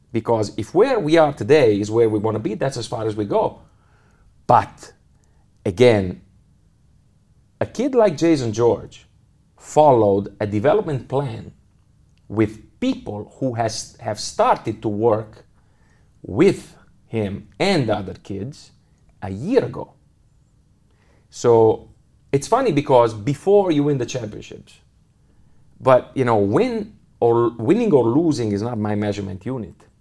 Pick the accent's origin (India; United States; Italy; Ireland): Italy; English is a second language; moved away as an adult; now in Munich, Germany; Milano because it's, it's my home country